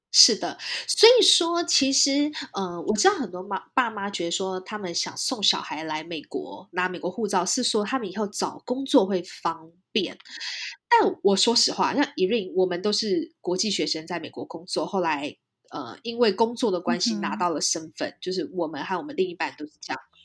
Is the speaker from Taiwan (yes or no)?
yes; Taiwan; moved away as an adult; now in California, United States; 我们俩是在台湾长大的